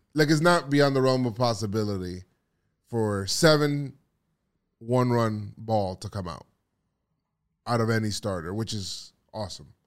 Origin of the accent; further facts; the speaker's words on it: New York, United States; I'm from New York